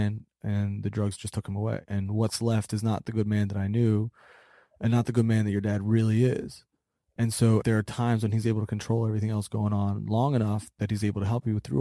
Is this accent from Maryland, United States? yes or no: yes; Baltimore, Maryland, United States; I grew up in Baltimore